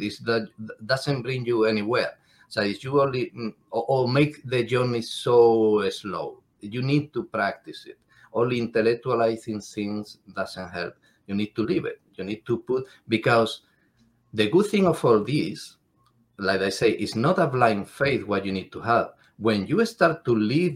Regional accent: Cádiz, Andalusia, Spain; English is a second language; I am from Andalusia in Spain, from Cádiz concretely

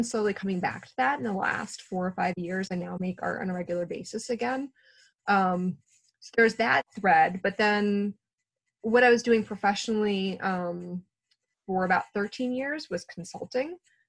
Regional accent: Virginia Beach, Virginia, United States; born there; also born or lived in Columbia; I was born in Virginia Beach right by the water. So some of my earliest memories are of the ocean.

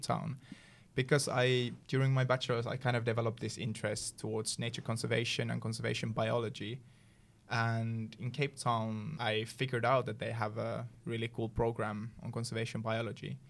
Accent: Sotkamo area, Kainuu, Finland; English is a second language; now in Umeå, Sweden; in my hometown, there's a place called Sotkamo

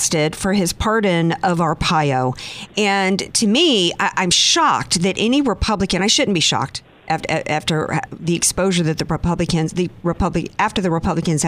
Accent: New Orleans, Louisiana, United States; moved away; I grew up in the South

